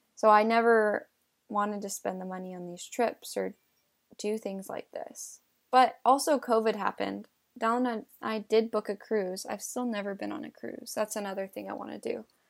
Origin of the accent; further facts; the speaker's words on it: California, United States; also born or lived in New York; but the rest of my life I've been in California.